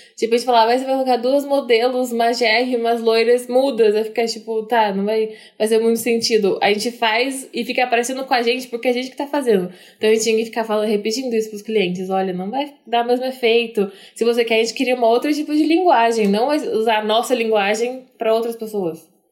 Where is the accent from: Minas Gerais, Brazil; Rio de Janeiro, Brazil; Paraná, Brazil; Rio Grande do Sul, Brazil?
Paraná, Brazil; Maringá; now in Curitiba, Brazil; a gente vem de Maringá, que é cidade bem cheia de japonês